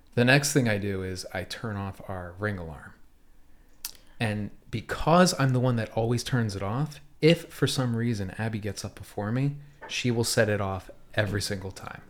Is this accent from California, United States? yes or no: no; North Wales, Pennsylvania, United States; now in Philadelphia, United States; I'm from North Wales, where we lived in the same house forever